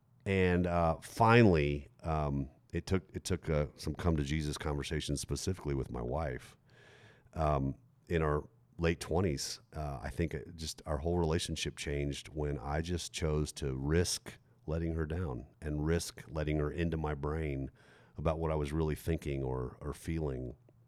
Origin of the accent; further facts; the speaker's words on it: Germany; moved away as an adult; also born or lived in Texas; I grew up in Germany, graduated from high school on a military base in Germany at 18, and then moved 5,000 miles, left my family, moved 5,000 miles back to Texas, where we're from